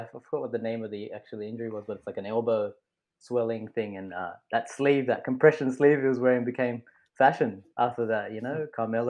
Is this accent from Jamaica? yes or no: no; Australia; we're Australian